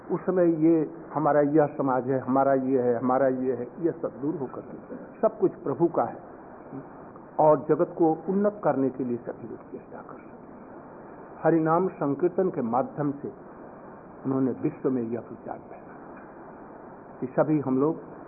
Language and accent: Hindi; India; दरिद्र भारत से नहीं आए हम लोग समृद्ध भारत से आए हैं